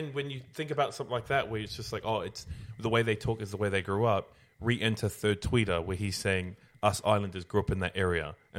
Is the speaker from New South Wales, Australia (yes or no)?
yes; Sydney, New South Wales, Australia; if I grew up in Sydney, I say the word hectic. That's just the word we use out here.